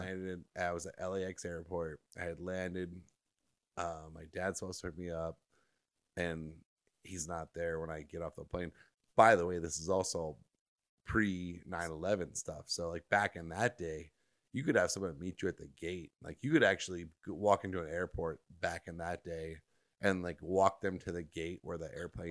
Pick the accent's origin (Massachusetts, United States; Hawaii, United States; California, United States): California, United States; Orange County; where I grew up in Orange County